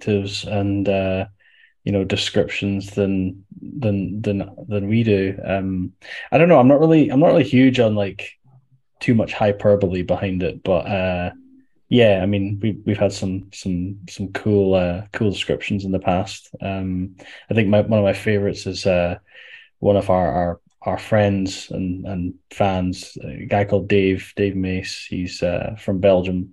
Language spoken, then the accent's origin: English; Edinburgh, Scotland, United Kingdom; I'm from Edinburgh. I live in Edinburgh in Scotland